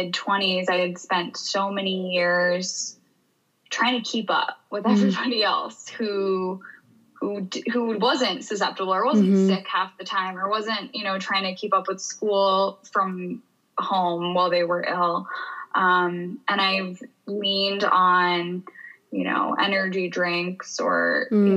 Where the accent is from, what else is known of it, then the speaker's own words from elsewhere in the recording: New York, United States; moved away as an adult; now in Boulder, United States; I was raised in New York